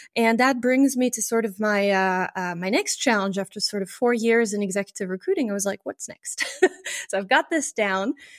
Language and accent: English; France; moved away as an adult; also born or lived in Luxembourg; I grew up in France and uh, in the in the very um, in the very border, basically, of, of France and Germany